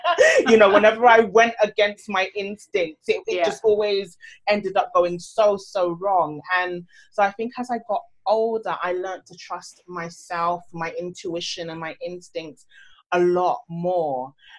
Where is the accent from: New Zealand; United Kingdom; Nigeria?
Nigeria; especially as a Nigerian child growing up, you know, you go to school, you get a job, you do this.